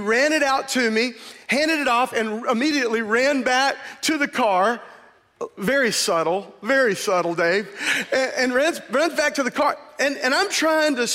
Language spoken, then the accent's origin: English; United States; I grew up in America as a white male